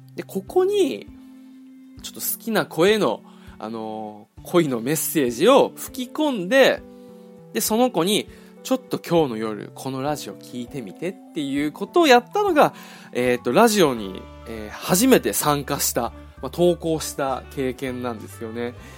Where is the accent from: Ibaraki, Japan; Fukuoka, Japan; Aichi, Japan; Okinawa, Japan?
Okinawa, Japan; 俺は地元が沖縄なんですけど